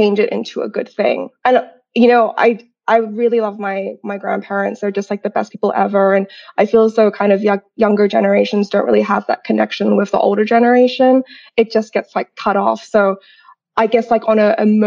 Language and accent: English; Grafton, New South Wales, Australia; English is a second language; also born or lived in Sai Kung, Hong Kong; I'm actually born and raised in Hong Kong. I'm half Chinese, half Australian. And I grew up in it was at that time a small coastal town called Sai Kung. And I went to international school, first local school, then international school. And I actually moved to Australia when I was 9 to Grafton